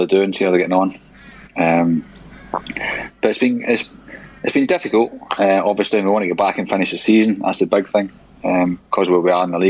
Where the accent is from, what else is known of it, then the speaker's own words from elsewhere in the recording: East Kilbride, Scotland, United Kingdom; moved away; also born or lived in Glasgow; I was born in Glasgow from East Kilbride, and Motherwell was like 5 miles from East Kilbride.